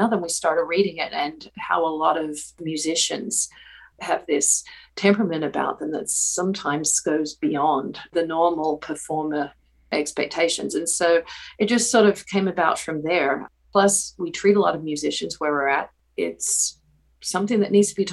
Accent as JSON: {"language": "English", "country": "Australia", "tie": "born or raised there", "moved": "yes", "lives_now": "North Carolina, United States", "said": "I'm originally from Australia, and I grew up there"}